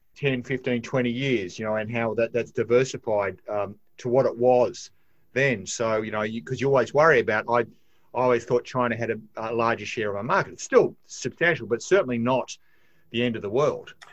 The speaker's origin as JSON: {"language": "English", "country": "Australia", "said": "as an Australian"}